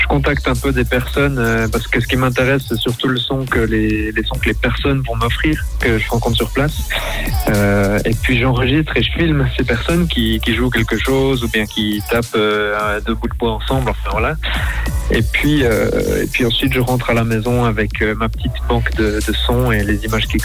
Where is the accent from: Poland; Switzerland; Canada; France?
Switzerland; comme je suis suisse